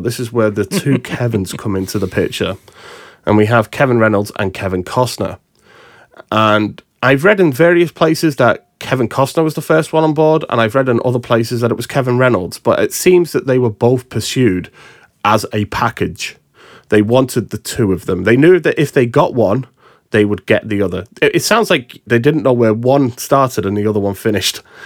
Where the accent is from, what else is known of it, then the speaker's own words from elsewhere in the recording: United Kingdom; us Brits